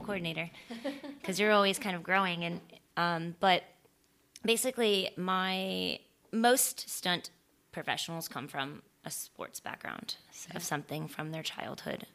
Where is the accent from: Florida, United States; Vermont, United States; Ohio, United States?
Florida, United States; also born or lived in San Francisco, California; I was born in San Francisco, and we moved when I was two, and I, so I don't remember any of it. And we moved to Florida